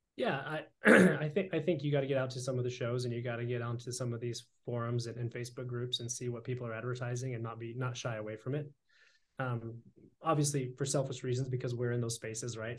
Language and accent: English; Idaho, United States; we're both Idaho boys